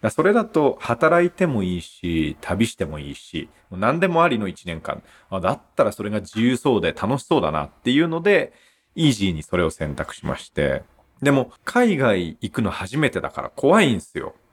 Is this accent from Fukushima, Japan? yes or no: yes; Aizuwakamatsu, Fukushima, Japan; 福島の会津若松出身で、まあ生まれも育ちもずっと福島県で